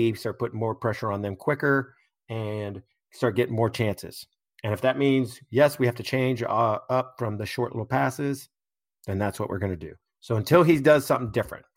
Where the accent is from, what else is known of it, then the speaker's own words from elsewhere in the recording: United States; as an American